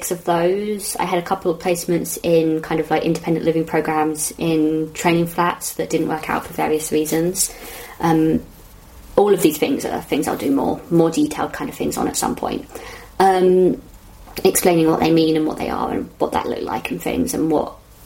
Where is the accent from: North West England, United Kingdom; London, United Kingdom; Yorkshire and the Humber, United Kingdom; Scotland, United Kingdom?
London, United Kingdom; I'm from Southwest London